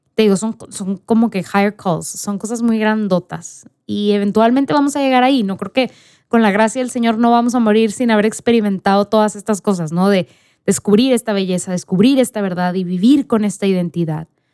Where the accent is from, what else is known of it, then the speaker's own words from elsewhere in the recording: Mexico; yo era la única mexicana